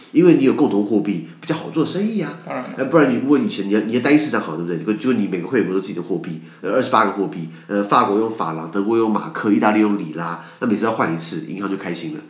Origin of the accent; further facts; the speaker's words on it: Taiwan; 我们台湾人